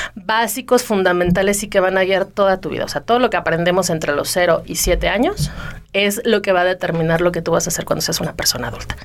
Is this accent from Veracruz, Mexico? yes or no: no; Mexico City, Mexico; moved away; yo vivía en México, yo soy de la Ciudad de México